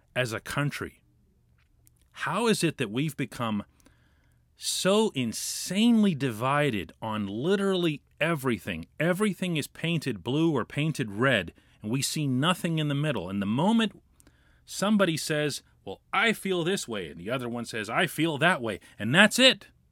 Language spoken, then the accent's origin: English; Pittsburgh, Pennsylvania, United States; as a Pittsburgher